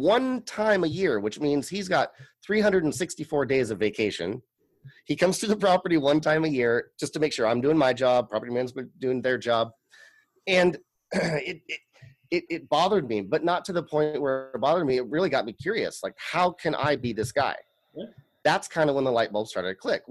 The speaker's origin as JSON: {"language": "English", "town": "Tigard", "region": "Oregon", "country": "United States", "tie": "born or raised there", "said": "this was a house that I grew up in Tigard, Oregon."}